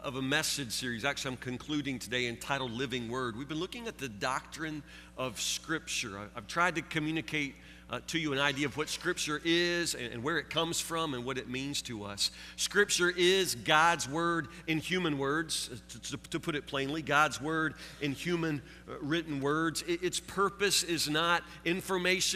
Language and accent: English; Woodburn, United States; I grew up here in Woodburn